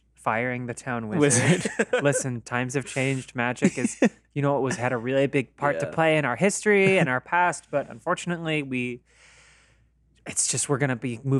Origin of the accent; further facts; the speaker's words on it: Newark, Delaware, United States; I come from Newark, Delaware.